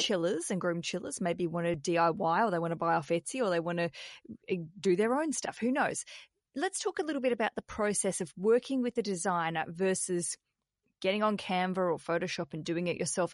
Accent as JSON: {"language": "English", "country": "Australia", "said": "as an Australian"}